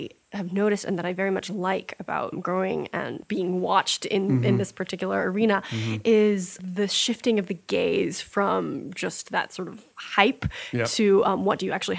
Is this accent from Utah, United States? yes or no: yes; Salt Lake City, Utah, United States; born there; I was born in Salt Lake City.